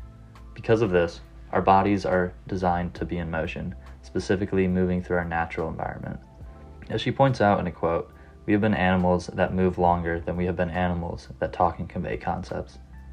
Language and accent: English; Vermont, United States; I'm a junior from Vermont majoring in film and television studies